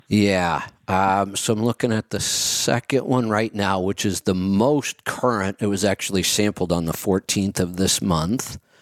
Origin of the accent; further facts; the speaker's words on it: Streetsboro, Ohio, United States; also born or lived in Salem, Ohio; I grew up in Streetsboro